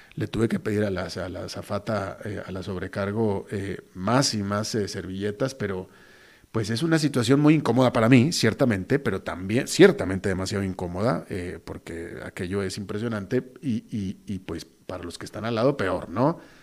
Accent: Monterrey, Nuevo León, Mexico; also born or lived in Costa Rica; now in San José, Costa Rica; mi tierra donde me echaron al mundo, que es Monterrey, México

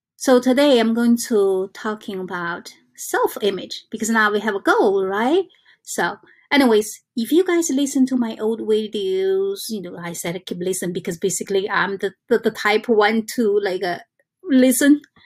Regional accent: China; English is a second language; now in New York, United States; I came from China

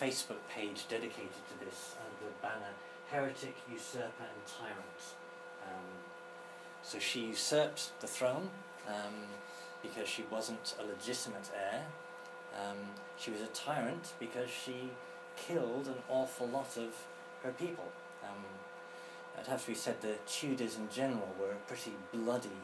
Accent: England, United Kingdom; us, as the English

